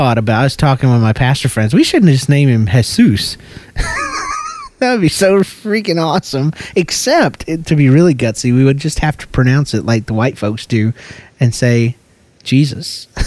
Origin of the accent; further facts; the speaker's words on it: Georgia, United States; That's the way we do it down in Georgia, girl. You better get right, or I'm going to go back to my accent.